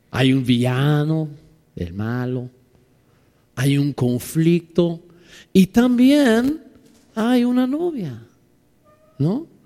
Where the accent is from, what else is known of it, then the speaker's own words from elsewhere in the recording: Mexico City, Mexico; Pues perdóname, soy de DF, soy chilango, tengo 30 años ahí. Ya soy chilango, ¿no?